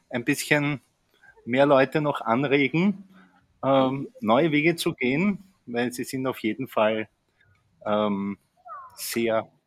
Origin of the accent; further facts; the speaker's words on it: Austria; moved away as an adult; wie man schon an meiner Sprache hört. Ich komme eigentlich aus Österreich, ähm, habe dort ja eigentlich bis 2013 äh, gelebt